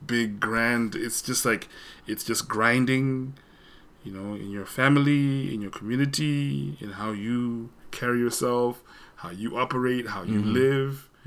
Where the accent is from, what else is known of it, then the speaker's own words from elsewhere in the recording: Zimbabwe; now in United States; I grew up in Zimbabwe where I sort of was exposed to a more formal British English